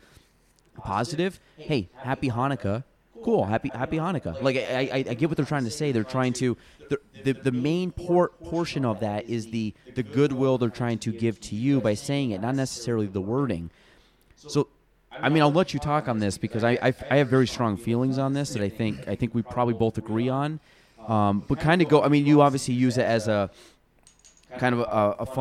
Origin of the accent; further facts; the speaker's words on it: Chazy, New York, United States; I'm from Chazy, so, like, the chicken farm